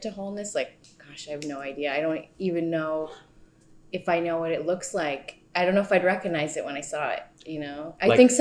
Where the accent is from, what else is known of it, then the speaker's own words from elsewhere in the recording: East Coast, United States; also born or lived in Southern California; now in New York, United States; My family moved to the East Coast when I was nine. My parents are both from the East Coast.